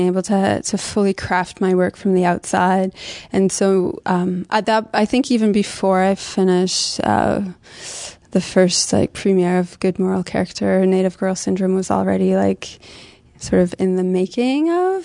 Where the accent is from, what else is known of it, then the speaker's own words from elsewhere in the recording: London, Ontario, Canada; now in Montreal, Canada; I'm from London, Ontario. I've been in Montreal, it's 10 years now